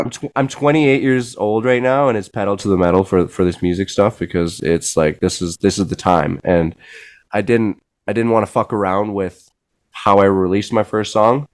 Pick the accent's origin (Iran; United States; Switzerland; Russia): Switzerland; moved away; my my my home country